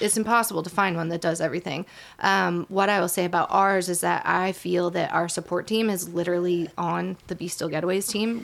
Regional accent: Shenandoah Valley, Virginia, United States; also born or lived in Boone, North Carolina; I'm from the Shenandoah Valley

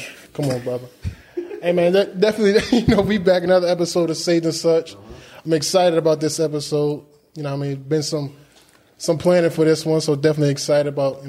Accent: Baltimore, Maryland, United States; Growing up in Baltimore, you know, I know it's a lot of different businesses and things going on.

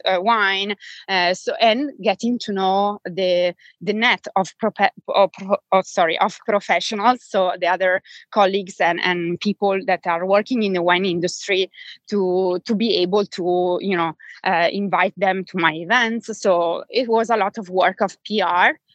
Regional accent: Bergamo, Lombardy, Italy; English is a second language; moved away as an adult; now in United States; I'm originally from Bergamo, which is um, uh, a small city 30 miles

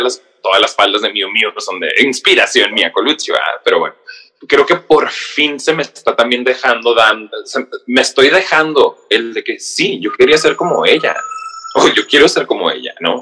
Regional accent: Mexicali, Baja California, Mexico; moved away as an adult; also born or lived in San Diego; now in New York, United States; soy de Mexicali, Baja California, pero tengo 10 años viviendo

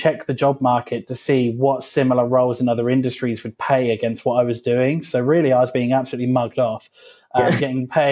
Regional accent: Felixstowe, East of England, United Kingdom; I was born in Suffolk, have never left Suffolk at all. I don't travel, I don't do anything. I've was born here and have remained here

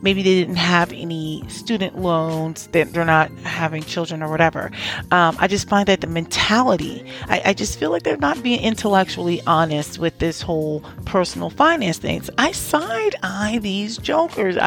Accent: New Jersey, United States; also born or lived in DMV (Washington metropolitan area); now in DMV, United States; I'm actually from New Jersey too.

